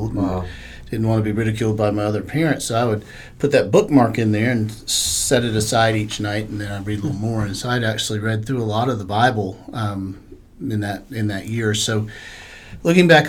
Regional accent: Charlotte, North Carolina, United States; I grew up in Charlotte

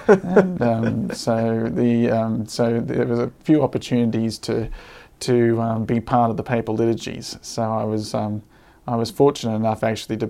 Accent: Brisbane, Queensland, Australia; moved away as an adult; also born or lived in Rome, Italy; now in Sydney, Australia; I grew up in Brisbane.

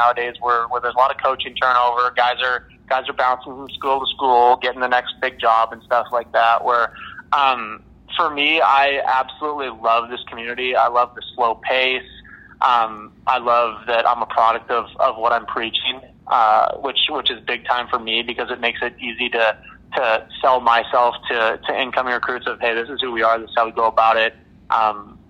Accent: Red Deer, Alberta, Canada; moved away; get guys from my hometown and keep that connection

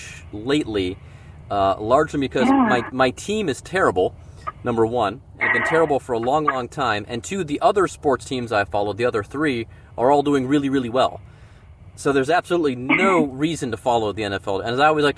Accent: Cleveland, Ohio, United States; moved away as an adult; now in Cincinnati, United States; I'm from Cleveland

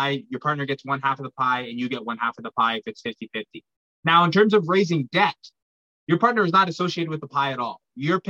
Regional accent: Pickering, Ontario, Canada; born and raised in Pickering, Ontario, just outside of Toronto.

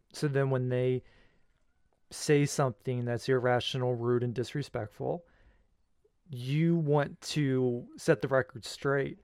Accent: United States; as the American people

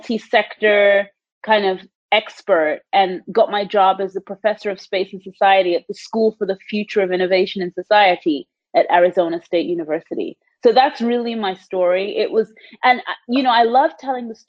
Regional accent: England, United Kingdom; moved away as an adult; also born or lived in Canada; now in United States; I was born and raised in the United Kingdom. I grew up in a really small town in England

